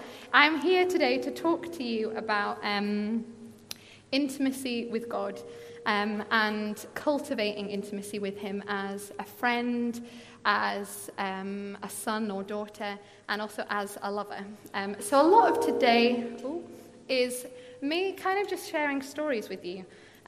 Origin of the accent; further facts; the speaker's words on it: Glasgow, Scotland, United Kingdom; I'm originally from Glasgow. We moved here with my family, with my mum and dad, when I was 14.